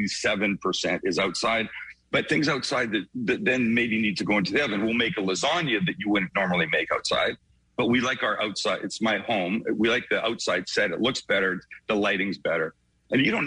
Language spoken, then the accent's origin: English; Vancouver, British Columbia, Canada; accent: Canadian; I'm from Vancouver, Canada, West Coast, prettiest part of the country, we think.